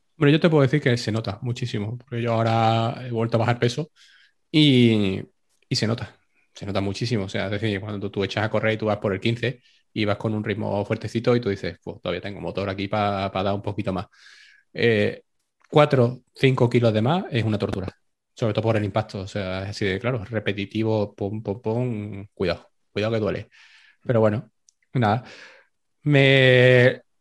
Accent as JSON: {"language": "Spanish", "town": "Seville", "region": "Andalusia", "country": "Spain", "said": "ni siendo sevillano"}